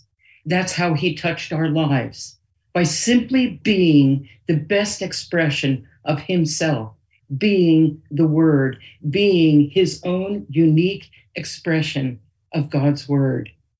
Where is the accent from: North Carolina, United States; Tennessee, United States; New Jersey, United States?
New Jersey, United States; Nutley; I live in my hometown, Nutley, New Jersey